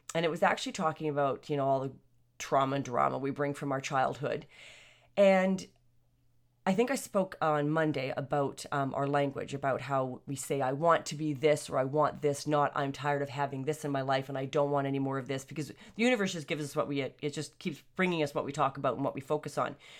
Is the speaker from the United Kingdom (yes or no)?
no; Canada; I'm Canadian, and, uh, born and raised Canadians here for a number of generations.